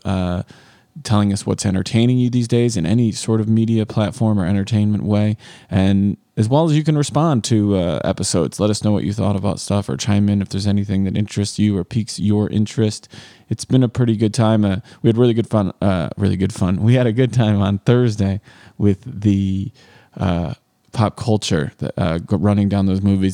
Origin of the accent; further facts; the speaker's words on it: Rochelle, United States; growing up in Rochelle